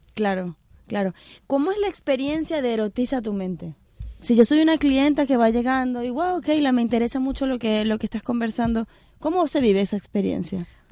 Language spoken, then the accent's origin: Spanish; Venezuela; moved away; yo soy venezolana